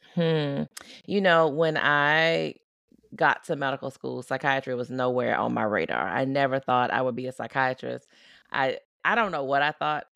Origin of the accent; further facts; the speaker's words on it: Baton Rouge, Louisiana, United States; moved away as an adult; also born or lived in Tulsa, Oklahoma; now in Oklahoma, United States; I grew up in Louisiana. I live in Oklahoma